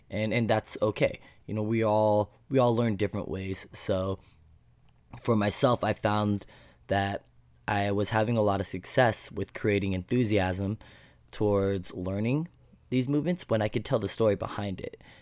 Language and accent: English; Alaska, United States; I grew up in Alaska, very, uh, small community